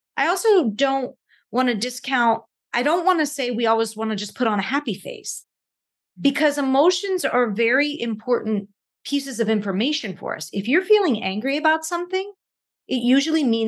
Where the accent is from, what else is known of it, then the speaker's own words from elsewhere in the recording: Pittsburgh, Pennsylvania, United States; I grew up in Pittsburgh